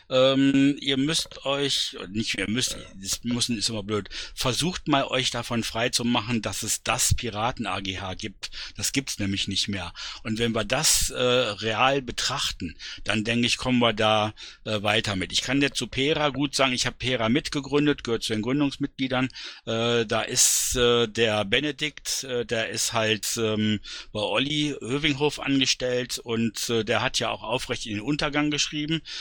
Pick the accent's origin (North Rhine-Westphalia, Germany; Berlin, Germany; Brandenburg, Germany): Berlin, Germany; Also ich kann dazu sagen, als Berliner, es ist sogar noch ein Stückchen positiver, äh, als du es dargestellt hast.